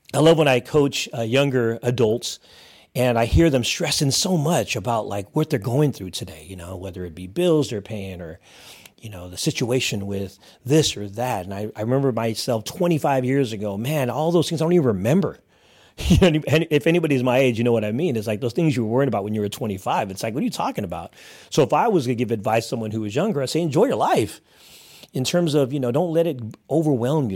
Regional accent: Hayward, California, United States; born and raised in Northern California, actually, uh, Hayward, California

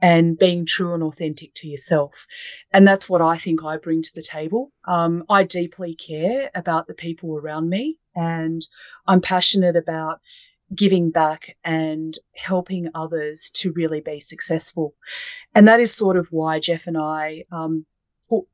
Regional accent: Sydney, New South Wales, Australia; I actually grew up in Sydney

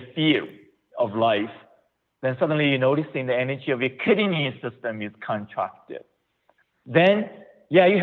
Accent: China; moved away as an adult; also born or lived in Ohio, United States; now in United States; I was born in China

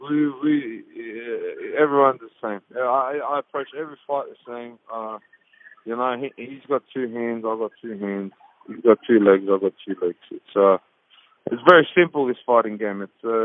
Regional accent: Australia; This is my hometown. Not my hometown. This is my home country.

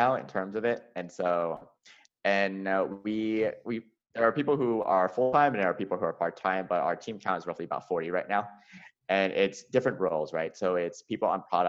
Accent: Atlanta, Georgia, United States; I grew up in the American South. So I grew up in Atlanta.

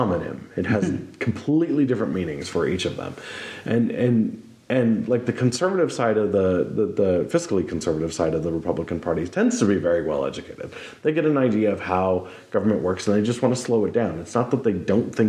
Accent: Montana, United States; but I was raised in Montana

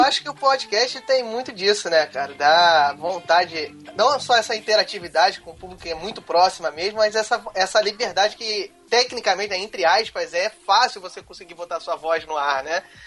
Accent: Rio de Janeiro, Brazil; accent: chiado; Eu sou carioca

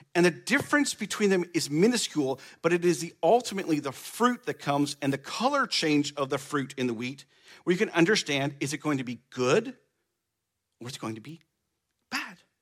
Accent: Baird, Nebraska, United States; I grew up on a farm in the middle of nowhere in Nebraska, Baird, Nebraska.

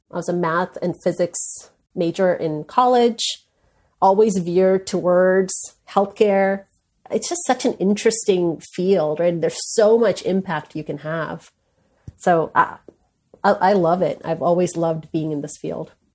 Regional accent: India; I'm an Indian woman. I was born into an Indian family

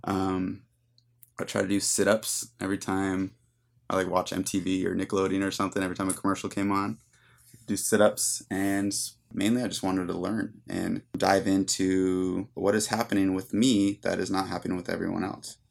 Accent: San Luis Obispo, California, United States; I grew up, like I said, here in San Luis, and I was very active

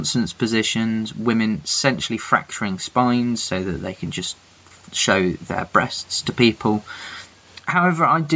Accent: England, United Kingdom; I'm that English guy

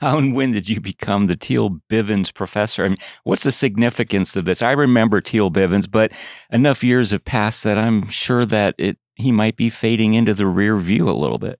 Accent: Chicago, Illinois, United States; growing up in Chicago

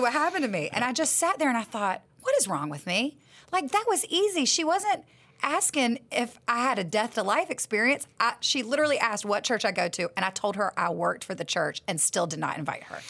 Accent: the South, United States; I'm from the South

